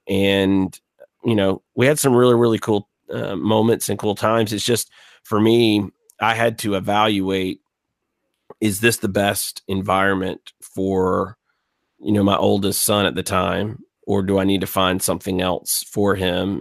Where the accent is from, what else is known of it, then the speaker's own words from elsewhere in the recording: Gulf Coast, South Alabama, United States; I grew up on the Gulf Coast in South Alabama, two hours east of New Orleans.